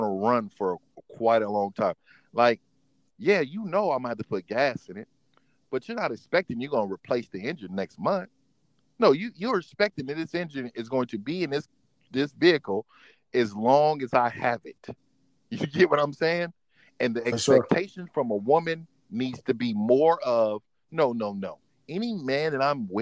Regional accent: Oakland, California, United States; also born or lived in San Francisco, California / San Jose, California / Sacramento, California; I'm from California, man. I was born and raised in San Francisco, California. Lived there, moved to Oakland, raised in Oakland.

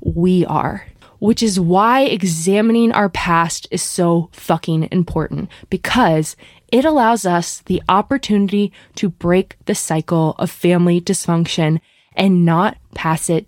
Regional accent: Bryn Mawr, Pennsylvania, United States; I grew up outside of Philadelphia in a suburb called Bryn Mawr

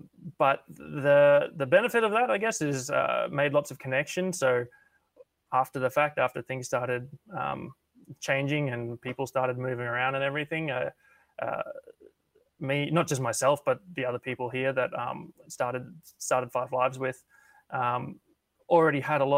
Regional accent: Brisbane, Queensland, Australia; also born or lived in Sydney; I'm from Brisbane, but I was living in Sydney for 4 or 5 months working there on LA Noir.

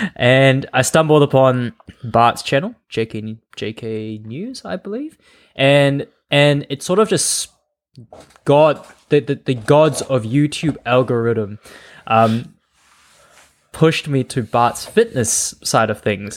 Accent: Malaysia; moved away as an adult; also born or lived in Adelaide, Australia; I was born in Malaysia, but I moved out of Malaysia, and I was basically a student in Australia, um, Adelaide.

